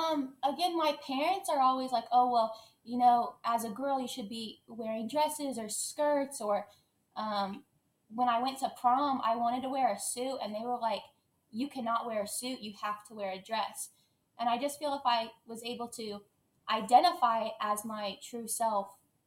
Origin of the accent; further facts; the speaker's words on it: Kansas, United States; I'm from Kansas, just kind of in the Midwest.